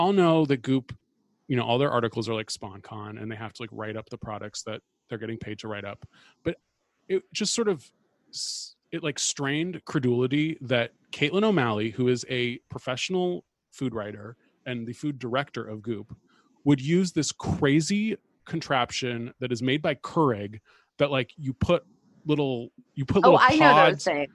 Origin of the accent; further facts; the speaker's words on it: Bay Area, California, United States; I grew up in the Bay Area